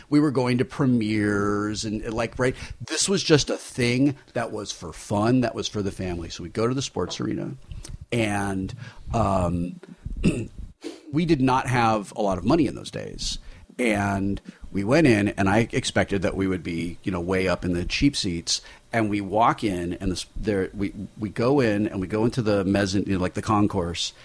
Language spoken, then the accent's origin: English; Southern California, United States; we're from Southern California